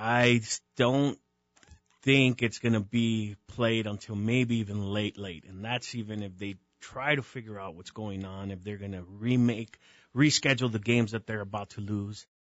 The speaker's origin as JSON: {"language": "English", "town": "El Paso", "region": "Texas", "country": "United States", "tie": "born or raised there", "moved": "yes", "lives_now": "Albuquerque, United States", "said": "I grew up in El Paso, so a lot of Mexican music."}